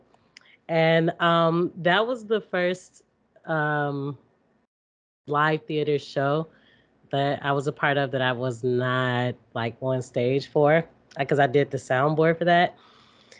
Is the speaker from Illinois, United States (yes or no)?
yes; Calumet City, Illinois, United States; I've just moved around like the suburbs and lot, the south suburbs of Chicago.